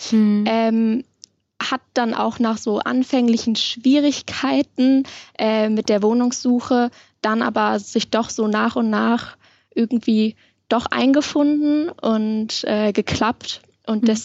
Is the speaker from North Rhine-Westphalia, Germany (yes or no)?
yes; Bonn, North Rhine-Westphalia, Germany; ursprünglich komme ich aus Bonn und mhm. deswegen ist Mainz natürlich vielleicht nicht so das, was dann irgendwie nahe liegt.